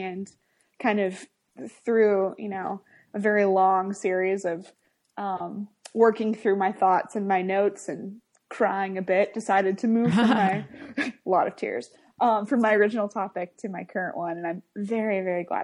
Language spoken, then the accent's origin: English; Kansas, United States; I grew up in Kansas and haven't moved ever